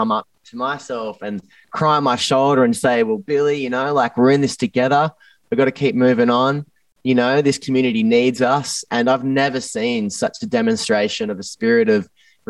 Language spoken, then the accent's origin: English; Newcastle, New South Wales, Australia; moved away; growing up in Newcastle